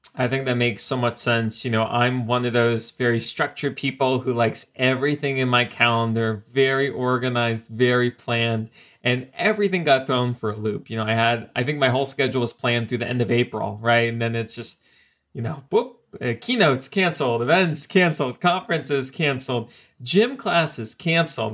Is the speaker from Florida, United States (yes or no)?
yes; South Florida, United States; moved away; I'm originally from South Florida